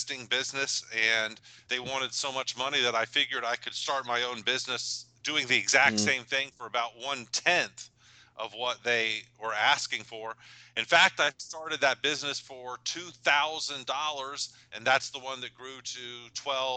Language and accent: English; Atlanta, Georgia, United States; also born or lived in Japan; I'm from Atlanta, Georgia, and grew up the perfect childhood